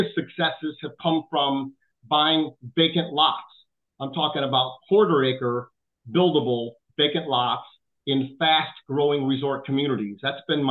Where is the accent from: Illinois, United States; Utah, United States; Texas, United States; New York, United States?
Illinois, United States; Chicago; I grew up in South Chicago